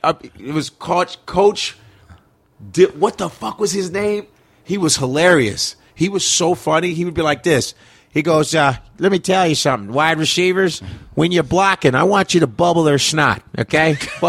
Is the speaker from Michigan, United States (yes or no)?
no; Chicago, Illinois, United States; moved away; also born or lived in New York; I grew up around Wrigley Field. My high school is 15 minutes away from Wrigley Field.